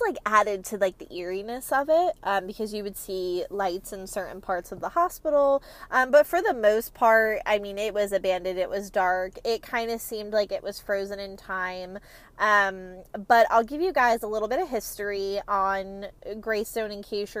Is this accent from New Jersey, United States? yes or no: yes; Parsippany, New Jersey, United States; I am a New Jersey native. I grew up in New Jersey my entire life. I'm from a little town called Parsippany, and within Parsippany, Lake Hiawatha